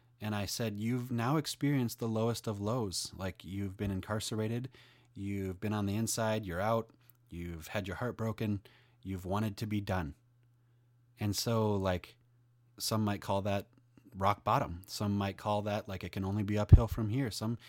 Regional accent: Denmark; I'm 30. I'm from Denmark.

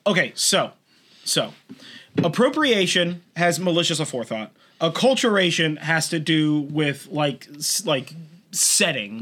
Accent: California, United States; We're from California. We sound like this. It's not an accent.

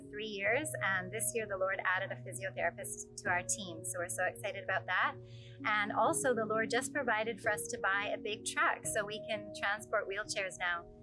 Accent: Thailand; also born or lived in United States; I was born in Thailand and raised by missionary parents, but went to the US to go to college, and after college, started a software business. God called my wife and I back to Thailand.

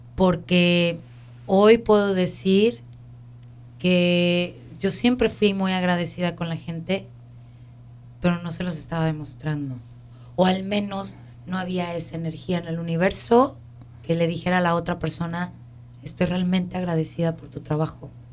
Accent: Mexico; now in United States; nosotros que venimos de México a este país

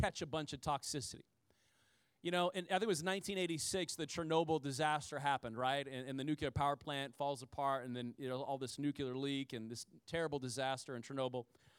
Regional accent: Midwest, United States; I'm from the country. I'm from the Midwest

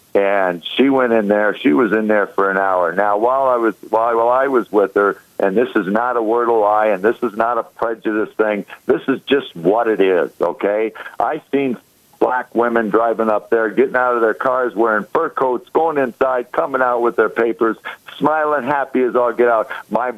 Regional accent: Chicago, Illinois, United States; my hometown of Chicago.

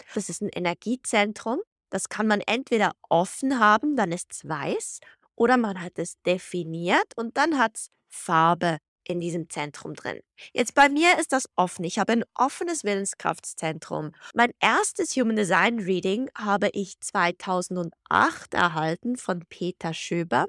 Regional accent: Switzerland; moved away as an adult; also born or lived in Zug, Switzerland / Guadalajara, Mexico / Florence, Italy / Geneva, Switzerland; Ich bin in Zug und Zürich aus aufgewachsen

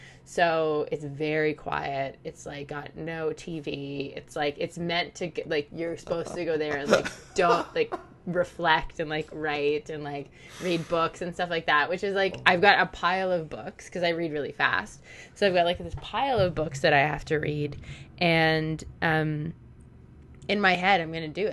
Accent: Toronto, Ontario, Canada; I grew up in the city. Like I was born in the city

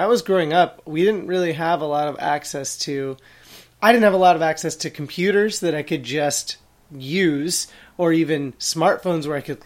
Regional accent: Oregon, United States; I grew up in Oregon

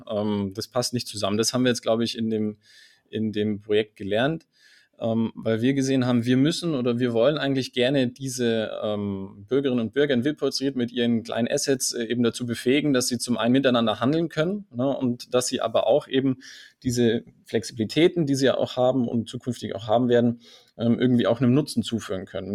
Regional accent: Allgäu, Bavaria, Germany; Ich bin gebürtiger Allgäuer

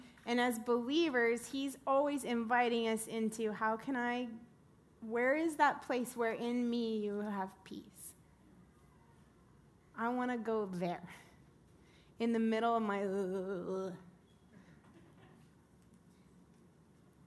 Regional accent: West Texas, United States; I grew up in West Texas in a farming town

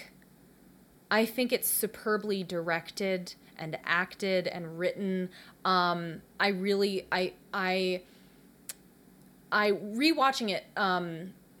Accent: the South, United States; we're both from the South

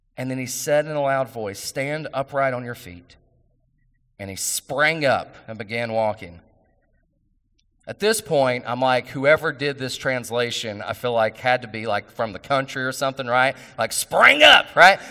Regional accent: West Virginia, United States; I'm from West Virginia

